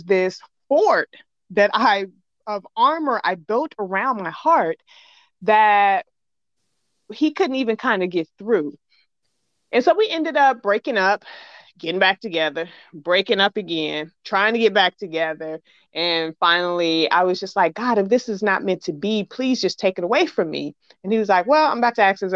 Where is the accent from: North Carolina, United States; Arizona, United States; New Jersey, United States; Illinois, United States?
Illinois, United States; Chicago; I'm from Chicago.